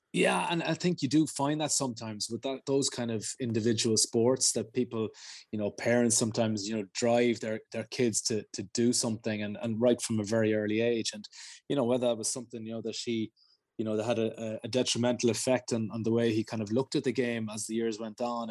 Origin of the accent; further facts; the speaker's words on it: Ireland; being Irish